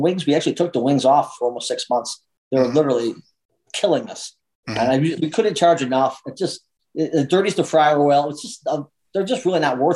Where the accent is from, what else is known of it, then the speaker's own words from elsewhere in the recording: New York, United States; moved away as an adult; now in Deming, United States; I come from New York. There's a lot of loyalty there. There's a lot of loyalty. I mean, I still go to the same pizza place I grew up with.